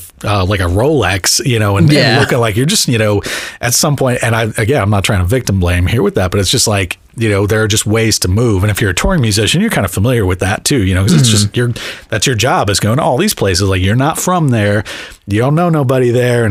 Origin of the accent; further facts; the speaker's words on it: Miami, Florida, United States; moved away as an adult; also born or lived in Tallahassee, Florida; now in Olympia, United States; I grew up in Miami, like, you know, Liberty City